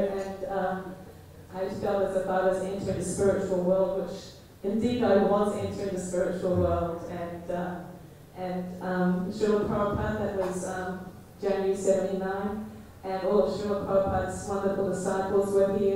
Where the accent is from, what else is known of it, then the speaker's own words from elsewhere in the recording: New Zealand; moved away as an adult; also born or lived in London; I'm from New Zealand originally.